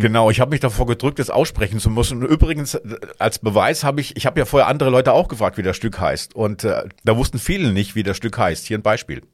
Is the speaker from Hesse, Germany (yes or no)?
yes; Hesse, Germany; moved away; ich komme ja aus Hessen